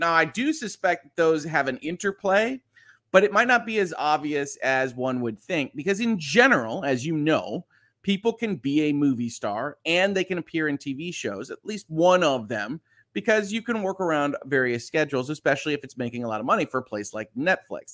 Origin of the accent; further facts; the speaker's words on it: just outside Chicago, Illinois, United States; I was born, just outside Chicago.